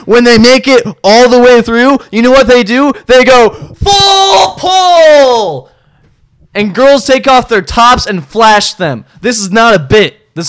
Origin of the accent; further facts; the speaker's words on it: Bowling Green, Ohio, United States; it is my hometown college